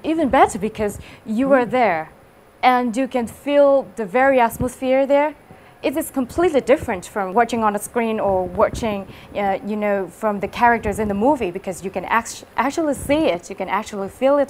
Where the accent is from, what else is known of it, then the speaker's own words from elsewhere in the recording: Harbin, Heilongjiang, China; English is a second language; I come from Harbin, and this is my journey from a mountainous girl to someone who can speak two languages, English and Japanese as well.